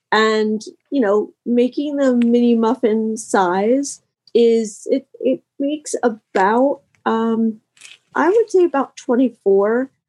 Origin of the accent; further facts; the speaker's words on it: Harrisburg, Pennsylvania, United States; I am from Harrisburg, Pennsylvania, and it is snowing and windy and very cold.